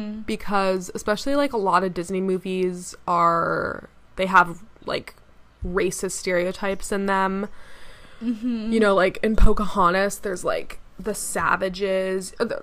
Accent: Jamaica; So even though I'm Jamaican, I didn't really realize this, but when he's singing under the sea, he's in a like typical Jamaican accent

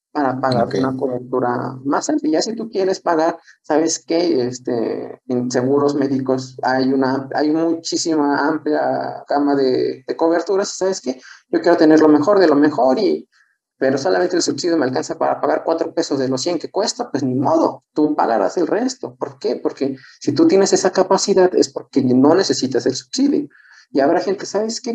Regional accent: San Luis Potosí, Mexico; soy de San Luis

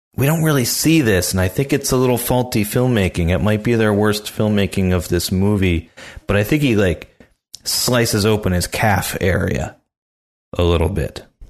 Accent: near Philadelphia, Pennsylvania, United States; I grew up near Philly

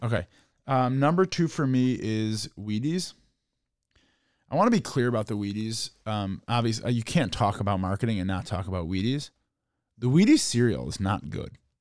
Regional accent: Chicago, Illinois, United States; growing up in Chicago

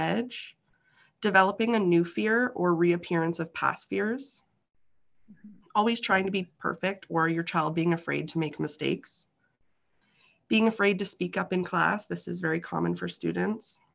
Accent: Kawartha Lakes, Ontario, Canada; I was born and raised here in the Kawartha Lakes.

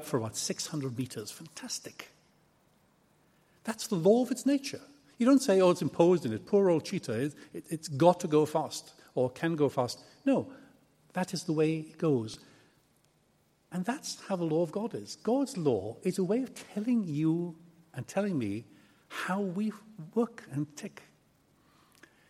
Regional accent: Aberystwyth, Wales, United Kingdom; come from a little town called Aberystwyth in West Wales.

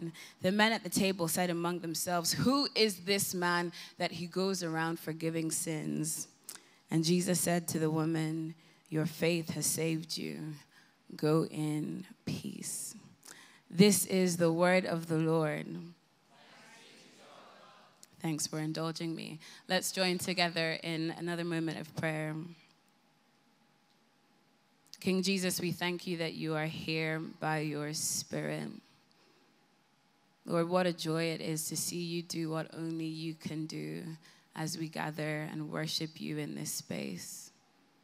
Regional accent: Ireland; moved away as an adult; now in London, United Kingdom; I have booked the very first flight home to Ireland. Yes, that's why my accent is as it is

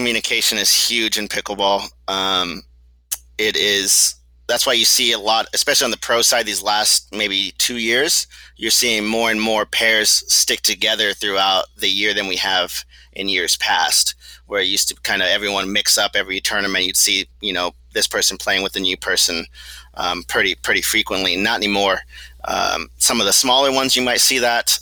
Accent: Corpus Christi, Texas, United States; moved away; I grew up in Corpus Christi, Texas, so right on the beach

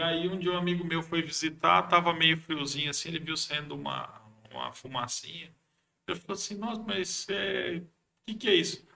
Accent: Marília, São Paulo, Brazil; moved away as an adult; also born or lived in Acre; tentei fugir de Marília

